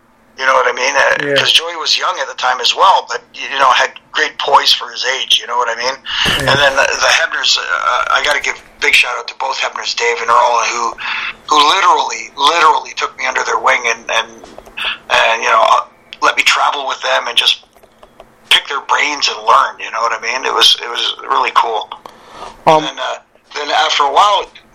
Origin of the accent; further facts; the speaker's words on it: Toronto, Ontario, Canada; Canadian kids from the Toronto area